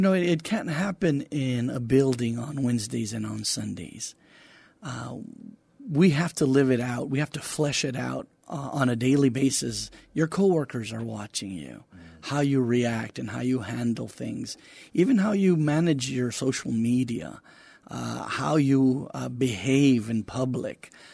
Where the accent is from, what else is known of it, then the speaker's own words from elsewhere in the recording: Donna, Texas, United States; moved away as an adult; also born or lived in Weslaco, Texas; now in San Antonio, United States; I lived in Donna, Texas until I was about twenty-one when I got married